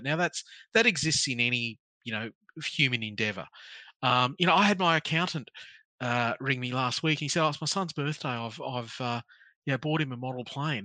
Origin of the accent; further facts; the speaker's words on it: Townsville, Queensland, Australia; I grew up in North Queensland. I grew up in Townsville.